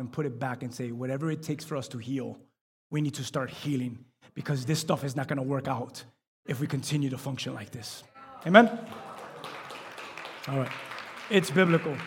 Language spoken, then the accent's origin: English; Miami, Florida, United States; we're from Miami